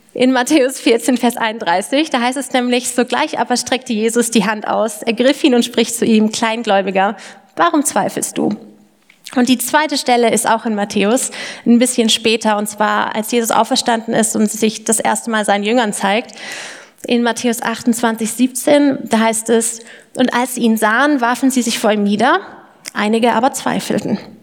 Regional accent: Lindau, Bavaria, Germany; moved away as an adult; also born or lived in Erlangen/Nuremberg (FAU); now in Erlangen, Germany; ich komme ursprünglich aus dem Allgäu, äh, vom Lindau am Bodensee, um genau zu sein

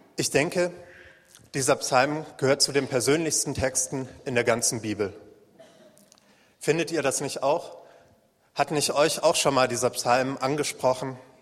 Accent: Waldeck, Northern Hesse, Germany; moved away; eine kleine Jesus Freaks Gruppe in Nordhessen in meiner Heimat

